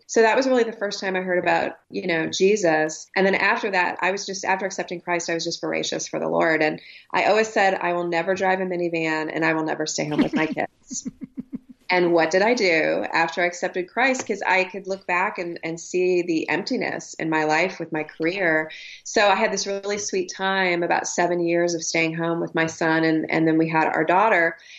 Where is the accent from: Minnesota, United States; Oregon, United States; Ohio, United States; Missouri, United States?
Ohio, United States; also born or lived in Oklahoma; I grew up in Ohio and Oklahoma, and everything looked really great on the outside.